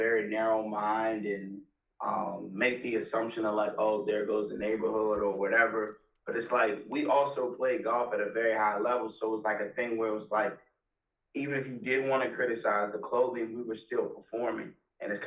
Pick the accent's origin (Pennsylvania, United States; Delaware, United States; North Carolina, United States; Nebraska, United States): Delaware, United States; growing up in Delaware, which is like 20 minutes from Philadelphia